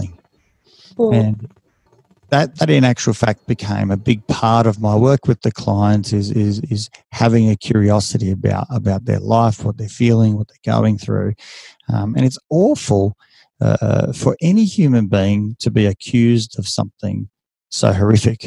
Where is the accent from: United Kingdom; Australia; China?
Australia; accent: Ocker; I'm just as Aussie, just as Australian as every other, you know, man or woman out there. I've still got the, you know, the accent, and it's very thick when you go overseas. You know, it's like, oh, yeah, I've got the Ocker accent.